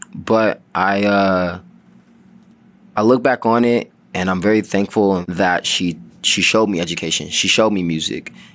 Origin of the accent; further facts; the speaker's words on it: Oakland, California, United States; also born or lived in Sacramento, California / Elk Grove, California; I was born and raised in Oakland, California. The Bay Area